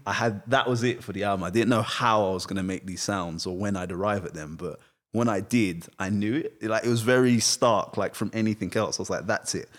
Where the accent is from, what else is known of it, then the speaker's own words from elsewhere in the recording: United Kingdom; I am British, but also I'm not